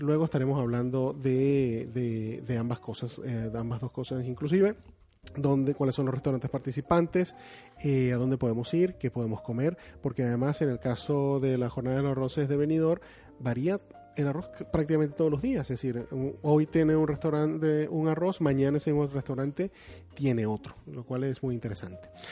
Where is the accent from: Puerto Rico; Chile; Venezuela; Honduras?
Venezuela; now in Spain; vengo de un país de Venezuela